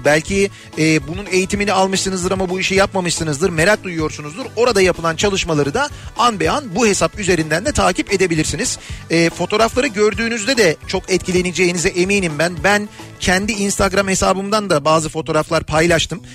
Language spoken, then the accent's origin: Turkish; Istanbul, Turkey; born or raised there